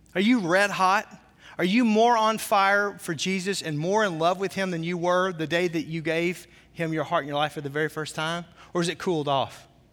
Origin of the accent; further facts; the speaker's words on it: the South, United States; I'm from the South, so the way I say naked is really funny